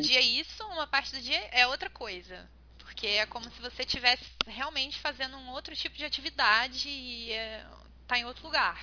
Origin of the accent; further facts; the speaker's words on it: Brazil; como brasileira